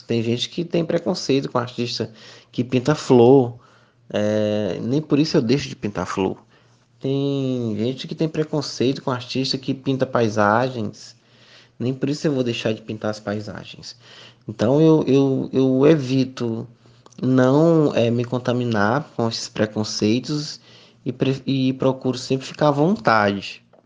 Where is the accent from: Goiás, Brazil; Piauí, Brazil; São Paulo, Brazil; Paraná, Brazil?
Piauí, Brazil; Miguel Alves; also born or lived in Teresina; Sou natural de Miguel Alves, aqui do, do Piauí